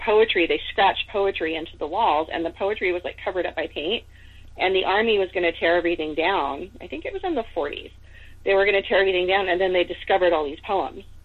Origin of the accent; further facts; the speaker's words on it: California, United States; also born or lived in Seattle, Washington; I was born in California, but my mom moved to Seattle for a while